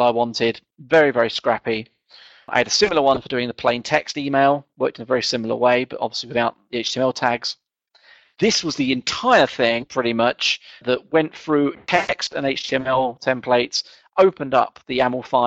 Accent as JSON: {"language": "English", "region": "England", "country": "United Kingdom", "said": "being English and kind of not quite middle class"}